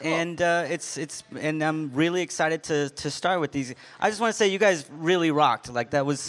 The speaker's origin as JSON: {"language": "English", "town": "Austin", "region": "Texas", "country": "United States", "tie": "born or raised there", "said": "I'm from Austin, born and raised."}